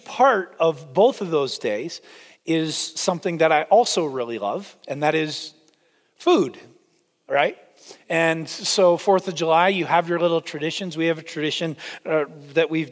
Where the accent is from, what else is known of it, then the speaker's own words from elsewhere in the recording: Canada; now in United States; I am Canadian